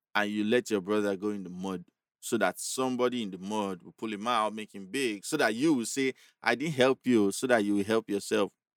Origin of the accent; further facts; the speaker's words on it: Agege, Lagos, Nigeria; I was this guy from Agege.